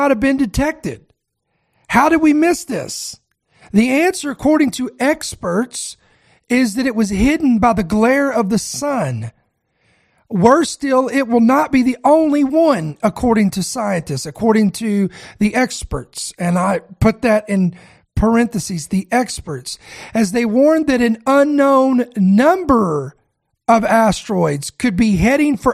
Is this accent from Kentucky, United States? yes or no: yes; Kentucky, United States; I am born and raised in Kentucky